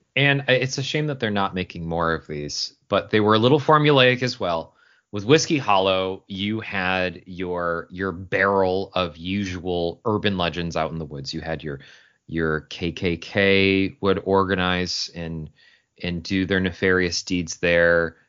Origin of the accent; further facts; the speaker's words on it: Syracuse, New York, United States; I grew up in Syracuse, New York